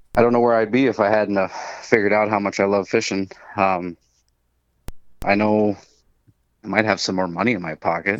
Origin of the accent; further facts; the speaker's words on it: Minnesota, United States; when we moved to Minnesota, when I was six